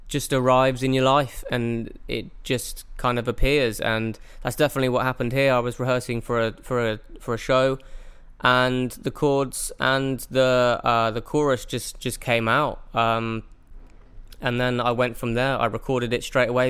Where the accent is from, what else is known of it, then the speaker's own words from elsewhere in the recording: Oxford, South East England, United Kingdom; now in Gold Coast, Australia; I am originally from Oxford in England, but I'm currently living in Australia on the Gold Coast in Queensland